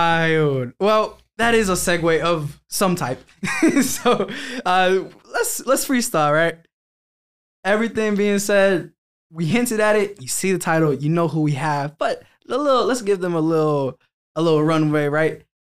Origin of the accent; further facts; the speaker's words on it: Philadelphia, Pennsylvania, United States; I'm from Philly.